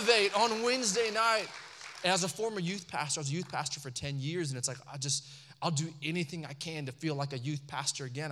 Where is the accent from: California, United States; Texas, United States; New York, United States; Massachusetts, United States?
Texas, United States; Allen; growing up in Allen, Texas